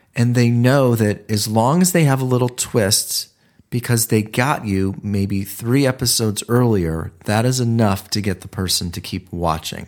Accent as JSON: {"language": "English", "region": "Ohio", "country": "United States", "moved": "as an adult", "lives_now": "Los Angeles, United States", "said": "I'm from Ohio"}